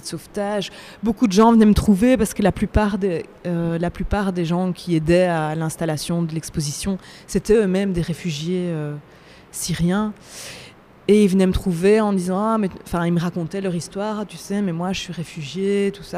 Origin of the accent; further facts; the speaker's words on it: Belgium; Je viens de Belgique